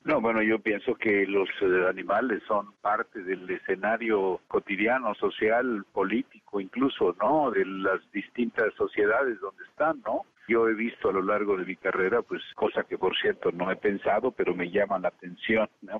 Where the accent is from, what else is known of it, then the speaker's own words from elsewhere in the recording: Zacatecas, Mexico; also born or lived in Fresnillo; soy de Zacatecas y crecí rodeado de animales